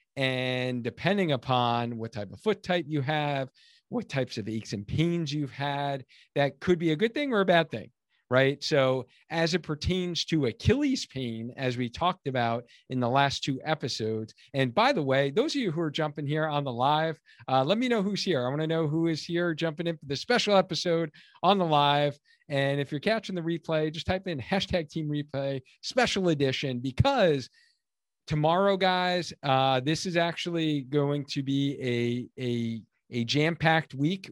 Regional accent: Long Island, New York, United States; now in Connecticut, United States; I grew up in Long Island, New York

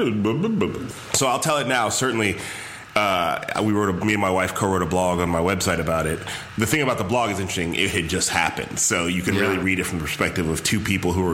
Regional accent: Chicago, Illinois, United States; moved away as an adult; also born or lived in Palo Alto, California; now in Bay Area, United States; From Chicago.

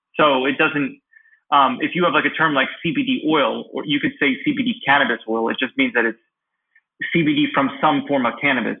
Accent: Pennsylvania, United States; also born or lived in Kyiv, Ukraine; Pennsylvania, my home state

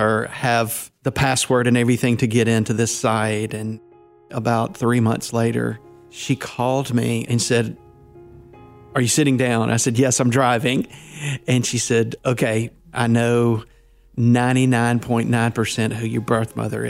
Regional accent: North Mississippi, United States; also born or lived in Louisiana; I'm a minister from North Mississippi, and I was born in Louisiana in 1968.

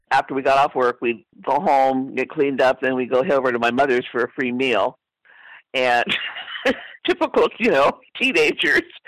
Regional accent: Oakland, California, United States; I grew up in East Oakland off of High Street

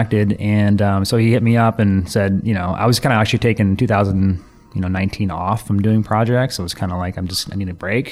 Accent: Athens, Georgia, United States; moved away as an adult; now in Seattle, United States; where I grew up in Athens, Georgia is a big music town

